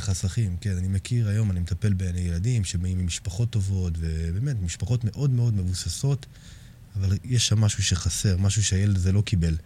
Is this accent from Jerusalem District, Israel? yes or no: no; Herzliya, Tel Aviv District, Israel; גדלתי בשכונה מאוד בעייתית בהרצליה